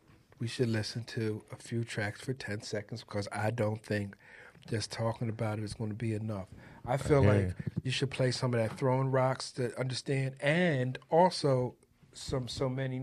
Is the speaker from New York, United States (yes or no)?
no; Norristown, Pennsylvania, United States; I was from Norristown, and I went to the Art Institute of Philadelphia.